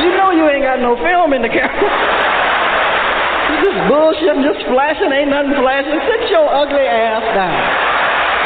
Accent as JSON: {"language": "English", "town": "Peoria", "region": "Illinois", "country": "United States", "tie": "born or raised there", "said": "I'm not a New Yorker. My home's in Peoria, Illinois."}